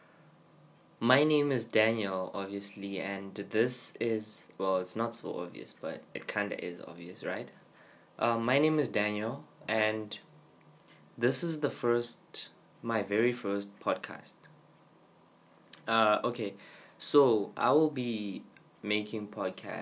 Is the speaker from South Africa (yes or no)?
yes; South Africa; I am from South Africa